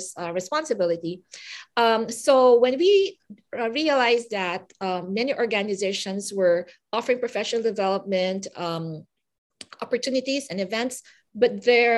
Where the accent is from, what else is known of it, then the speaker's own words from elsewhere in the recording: Philippines; now in Vancouver, Canada; I come from the Philippines